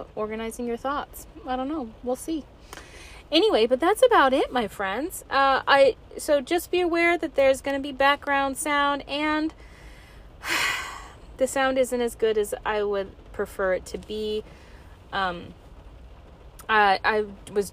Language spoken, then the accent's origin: English; Alaska, United States; lover of my home state of Alaska